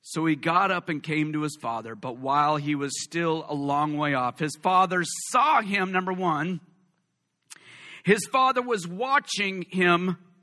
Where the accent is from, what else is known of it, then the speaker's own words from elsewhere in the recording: West Coast, United States; All of us West Coast people